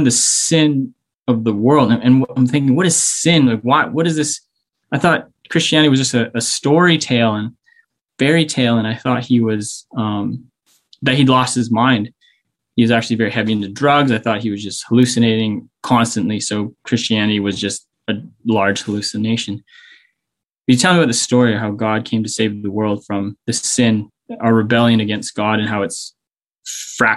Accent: Whitehorse, Yukon, Canada; also born or lived in Victoria; I grew up in Whitehorse

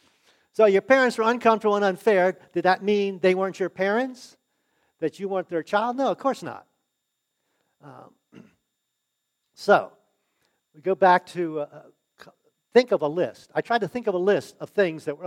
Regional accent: United States; I was born in the United States

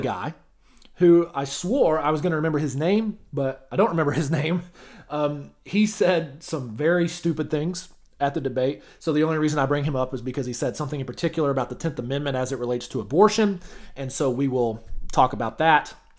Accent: Arkansas, United States; my home state of Arkansas

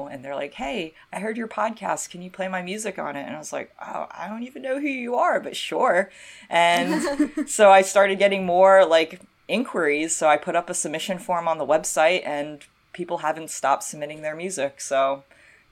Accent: North Carolina, United States; my hometown

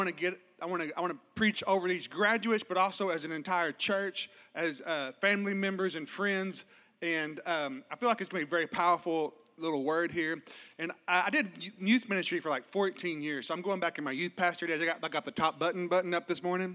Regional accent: Arkansas, United States; I grew up in this small town in Arkansas

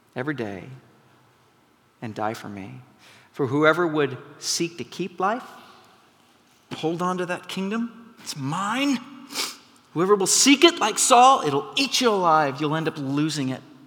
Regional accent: McMinnville, Oregon, United States; moved away; I grew up in McMinnville, Oregon

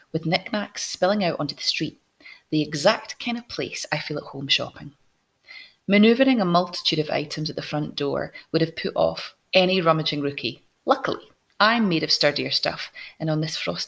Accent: Scotland, United Kingdom; I'm Scottish

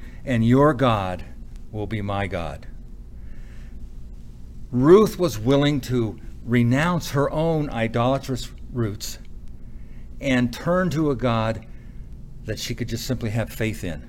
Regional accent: United States; me as an American

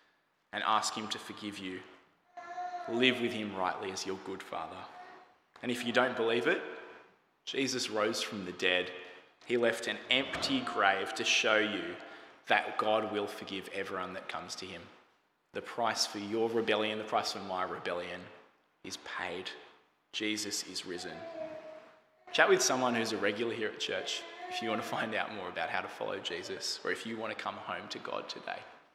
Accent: Australia; As an Australian

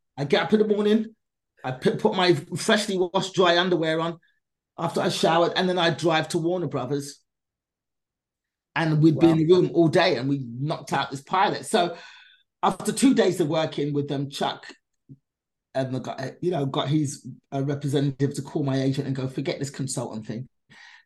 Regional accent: England, United Kingdom; my mother was left in England raising us by herself.

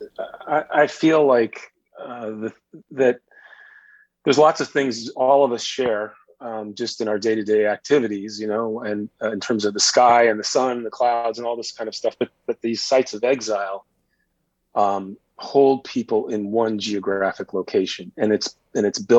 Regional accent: Illinois, United States; moved away; also born or lived in Boston; I grew up in Illinois

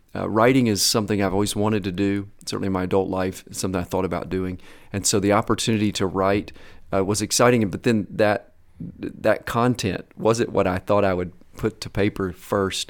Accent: Kentucky, United States; also born or lived in Atlanta, Georgia; I grew up primarily in Kentucky

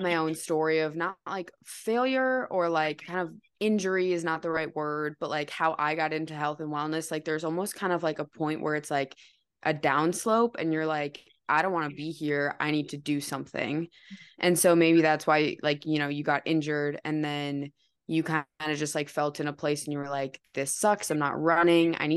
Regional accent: Wisconsin, United States; I'm from Wisconsin

